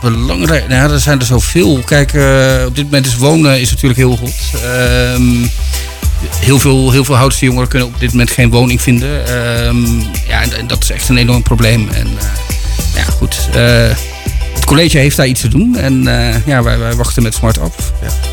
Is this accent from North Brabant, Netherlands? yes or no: yes; Breda, North Brabant, Netherlands; now in Houten, Netherlands; ik ben geboren in Breda, dus ik ben eh, de stad gewend.